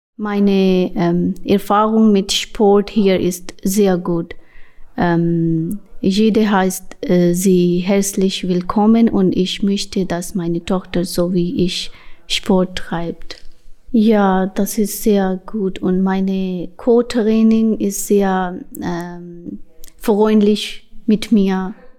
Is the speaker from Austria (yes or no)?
no; Pakistan; German is a second language; moved away as an adult; now in Hamburg, Germany; ich komme aus Pakistan in 2019. Äh, ich wohne hier in Eimsbüttel, Hamburg.